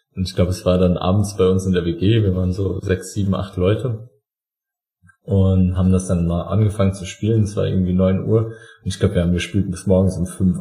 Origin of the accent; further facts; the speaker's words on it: Saarland, Germany; als Saarländer